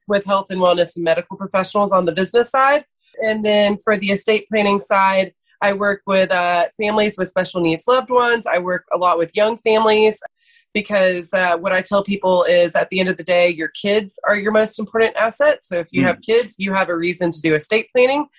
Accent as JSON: {"language": "English", "town": "Athens", "region": "Georgia", "country": "United States", "tie": "born or raised there", "also_born_or_lived": "Atlanta, Georgia", "said": "So I am from Athens, Georgia"}